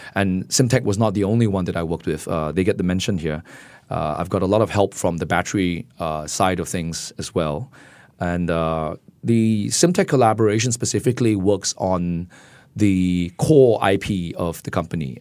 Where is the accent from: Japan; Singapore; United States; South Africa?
Singapore; as a Singaporean